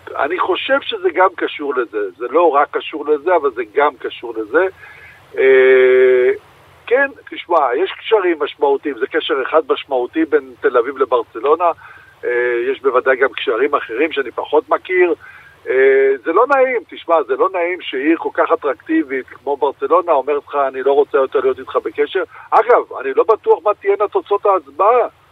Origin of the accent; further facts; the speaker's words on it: Rishon LeZion, Central District, Israel; בתור ילד שגדל בראשון לציון